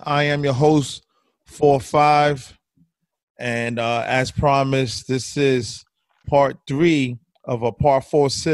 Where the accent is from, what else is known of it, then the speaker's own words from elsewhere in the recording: New York City, New York, United States; I am from Bushwick, Brooklyn